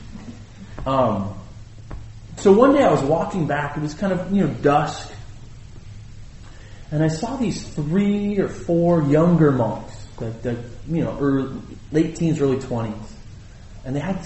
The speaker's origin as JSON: {"language": "English", "country": "United States", "said": "I'm American"}